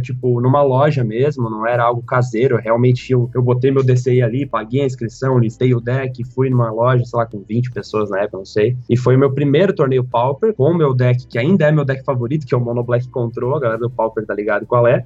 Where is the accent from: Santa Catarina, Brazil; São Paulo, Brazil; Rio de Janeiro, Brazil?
Santa Catarina, Brazil; Criciúma; now in Florianópolis, Brazil; Eu nasci em Criciúma, que é uma cidade que fica no sul de Santa Catarina, a umas três horas mais ou menos de Florianópolis, que é onde eu moro hoje. Eu vivi a minha vida inteira em Criciúma, na verdade, até os 16 anos lá.